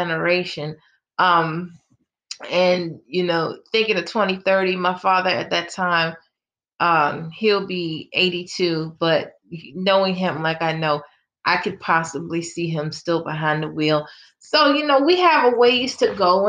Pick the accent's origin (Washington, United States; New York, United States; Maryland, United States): Maryland, United States; Baltimore; I'm from Baltimore